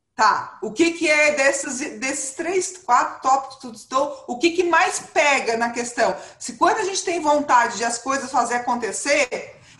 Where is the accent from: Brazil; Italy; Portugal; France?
Brazil; eu sou brasileira, moro no Brasil